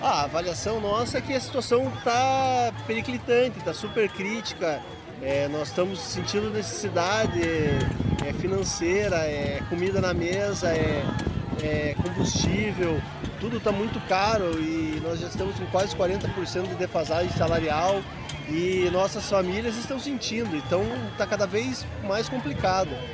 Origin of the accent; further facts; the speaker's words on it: Curitiba, Paraná, Brazil; sou daqui de Curitiba